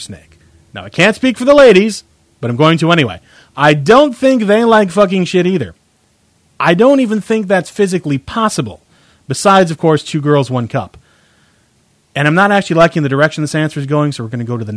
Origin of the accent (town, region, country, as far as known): United States